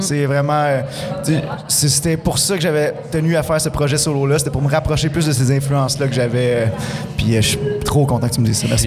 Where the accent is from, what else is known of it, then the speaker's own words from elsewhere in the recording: Rouyn-Noranda, Quebec, Canada; je suis natif de Rwanda, C'est ici que j'ai commencé, dans, le garage à mes parents.